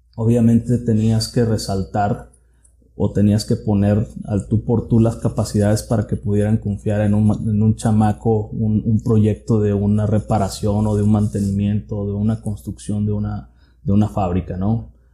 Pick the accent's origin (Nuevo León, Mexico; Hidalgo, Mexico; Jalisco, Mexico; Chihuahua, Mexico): Jalisco, Mexico; Tuxpan; soy originario de Tuxpan, Jalisco. Ahí es donde, donde nací, crecí.